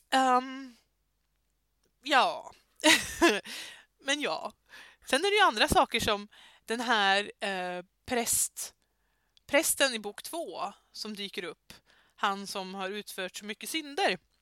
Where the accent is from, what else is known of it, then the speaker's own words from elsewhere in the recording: Södermanland, Sweden; moved away; Jag är ju inte ursprungli ursprungligen här nerifrån utan jag är ju eh, uppifrån Sörmland